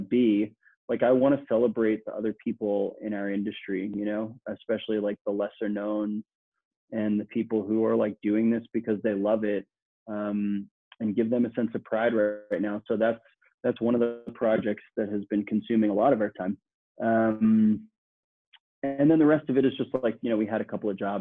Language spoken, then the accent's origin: English; New York City, New York, United States; I'm born and raised in Queens, New York